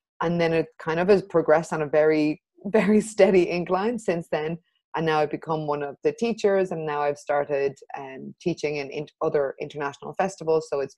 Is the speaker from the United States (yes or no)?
no; Ireland; now in Barcelona, Spain; I'm Irish and French, and I moved to Barcelona about 6 or 7 years ago.